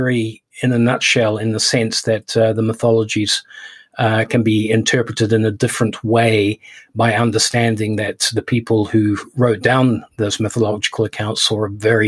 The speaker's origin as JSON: {"language": "English", "country": "New Zealand", "tie": "born or raised there", "also_born_or_lived": "United Kingdom / Hong Kong", "moved": "yes", "said": "I am a British citizen. I was brought up in New Zealand and spent a lot of time in Hong Kong as an adult"}